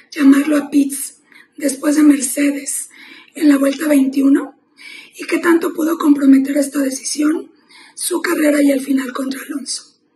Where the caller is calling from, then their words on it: Mexico City, Mexico; de la Ciudad de México